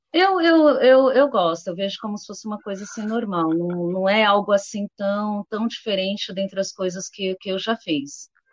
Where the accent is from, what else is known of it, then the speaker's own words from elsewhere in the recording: São Paulo, Brazil; eu sou de São Paulo capital, eu estou aqui na região dos Jardins